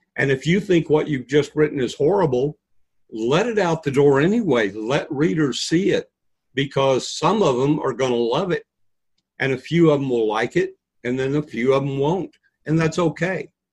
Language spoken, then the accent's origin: English; New Mexico, United States; moved away; also born or lived in Texas / Arizona; I was born in New Mexico, seasoned in Texas, and baked in Arizona